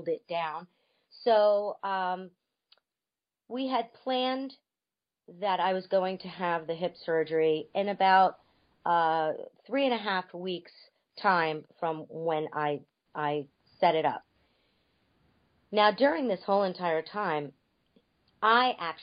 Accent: North Miami Beach, Florida, United States; I am originally from North Miami Beach, Florida

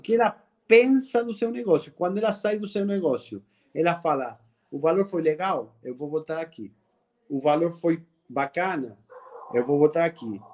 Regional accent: Argentina; Portuguese is a second language; moved away as an adult; now in Brazil; esse sotaque que você que você sente aí não é que sou baiano, sou argentino.

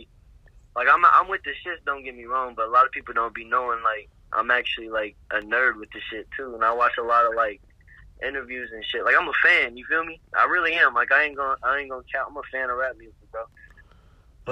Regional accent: Alabama, United States; moved away; also born or lived in Indiana; I grew up in Alabama

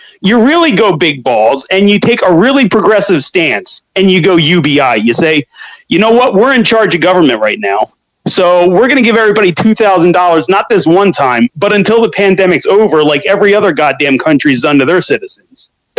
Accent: Scranton, Pennsylvania, United States; When I was growing up in Scranton, we would fight.

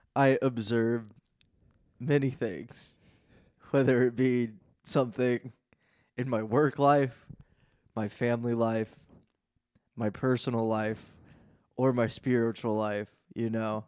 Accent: Lafayette, Indiana, United States; moved away as an adult; now in Cincinnati, United States; I'm from Lafayette, Indiana

